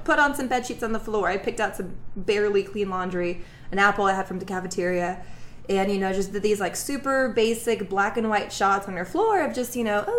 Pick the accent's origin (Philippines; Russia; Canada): Russia; also born or lived in Dallas area; now in Houston, United States; I'm from Russia